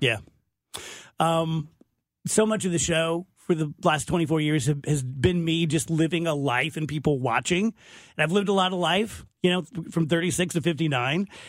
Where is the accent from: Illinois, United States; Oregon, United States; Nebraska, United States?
Illinois, United States; South Roxana; I'm from South Roxana.